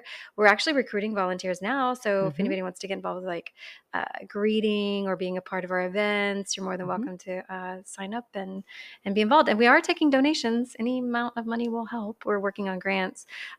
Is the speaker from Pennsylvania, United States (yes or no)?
no; Katy, Texas, United States; I grew up in Katy, which okay. is outside of Houston. Yeah. At yeah. the time, it wasn't part of Houston. It was just its own little rice town mm-hmm. back in the 80s.